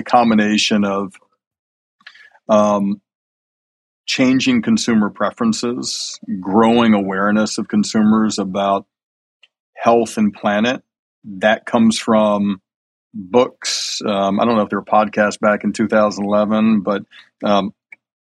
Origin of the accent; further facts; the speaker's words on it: Alabama, United States; I grew up in Alabama eating chicken wings for dinner almost every night